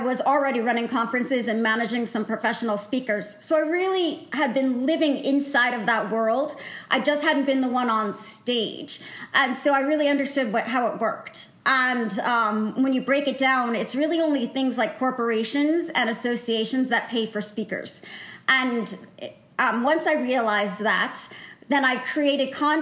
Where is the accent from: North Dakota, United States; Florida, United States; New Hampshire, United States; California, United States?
New Hampshire, United States; I grew up in New Hampshire